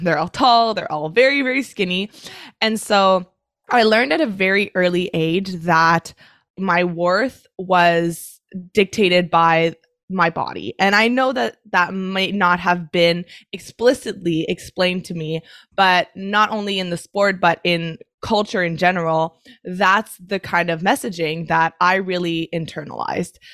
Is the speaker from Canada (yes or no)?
yes; Canada; also born or lived in Montreal, Canada; I'm Canadian. I live in Montreal